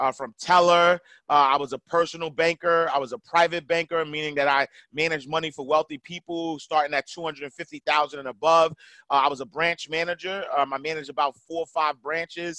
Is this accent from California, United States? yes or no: no; New York City, New York, United States; moved away as an adult; now in Atlanta, United States; I'm a kid from Harlem, NYC, man, home of the hustlers, man. I grew up in the projects, St. Nicholas houses